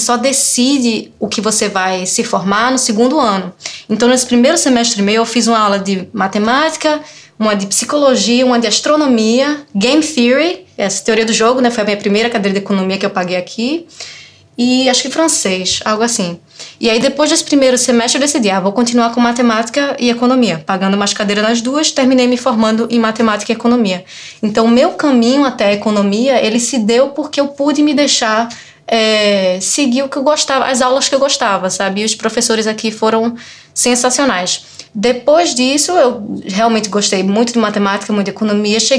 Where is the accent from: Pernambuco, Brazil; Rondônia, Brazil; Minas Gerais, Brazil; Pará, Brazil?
Pernambuco, Brazil; Recife; also born or lived in Olinda; Então, eu sou de Recife, sou de Olinda, cresci, é, fiz é, colégio militar em Recife, né, até o ensino médio, né?